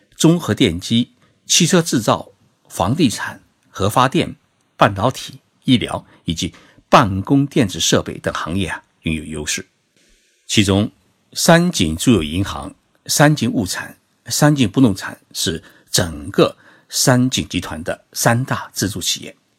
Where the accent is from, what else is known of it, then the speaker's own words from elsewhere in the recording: Zhoushan, Zhejiang, China; 我的老家是在浙江省舟山市，那是一个群岛城市